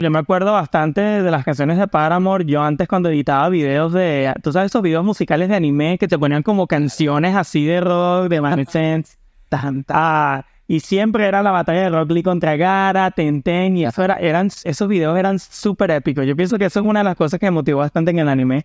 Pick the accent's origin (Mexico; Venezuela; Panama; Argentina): Venezuela; Maracay, Aragua; now in United States; yo soy de Maracay